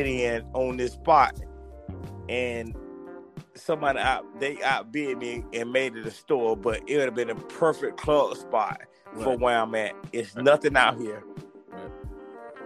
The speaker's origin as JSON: {"language": "English", "town": "Monticello", "region": "Florida", "country": "United States", "said": "I'm from Monticello, Florida"}